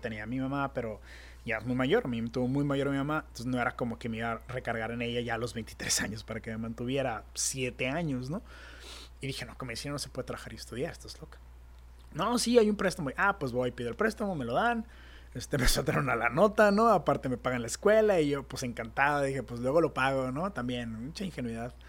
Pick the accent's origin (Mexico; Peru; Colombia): Mexico; Tijuana, Baja California; also born or lived in San Diego, United States; En México, aquí que somos wannabe gringos, aquí en Tijuana